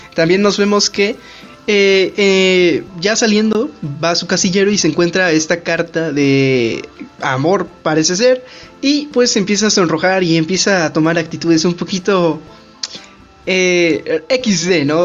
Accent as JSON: {"language": "Spanish", "country": "Mexico", "said": "nosotros somos de México"}